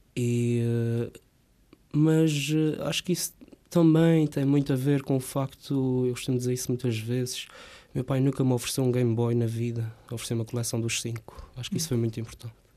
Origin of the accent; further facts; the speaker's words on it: Rabo de Peixe, Azores, Portugal; Eu cresci numa quinta, eh, em Rapto de Peixe, com o meu pai